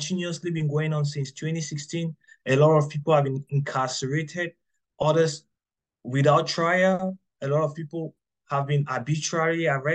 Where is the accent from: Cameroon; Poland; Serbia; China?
Cameroon; Anglophone Cameroon; moved away as an adult; now in United States; I am from Cameroon, the southern part of Cameroon, called the Southern Cameroons, meaning the English-speaking region.